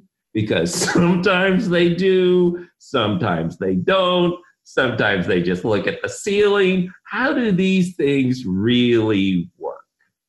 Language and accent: English; Philippines; We grew up in the Philippines, so we were classic Trek people.